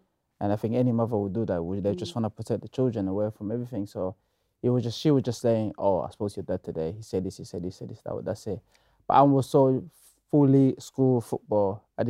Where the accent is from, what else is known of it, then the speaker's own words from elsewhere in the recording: DR Congo; I grew up in the Congo, and my father is a politician.